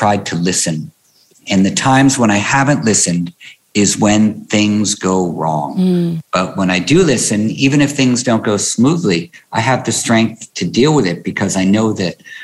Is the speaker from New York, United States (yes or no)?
yes; New York City, New York, United States; I grew up in New York City in Greenwich Village